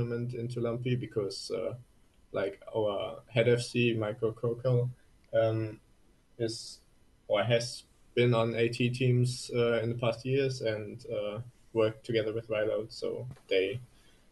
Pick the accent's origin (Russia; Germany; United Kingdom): Germany; English is a second language; I'm from Germany